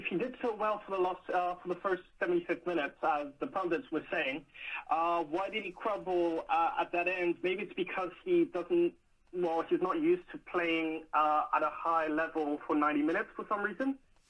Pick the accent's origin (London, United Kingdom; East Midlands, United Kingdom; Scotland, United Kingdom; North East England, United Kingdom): London, United Kingdom; I was born in London, but my mom's American, my dad is Belgian.